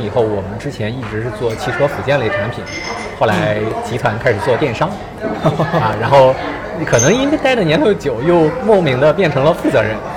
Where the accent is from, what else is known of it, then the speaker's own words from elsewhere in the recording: Qingdao, Shandong, China; moved away as an adult; also born or lived in Beijing; 我是青岛人，然后从上到高中都是在青岛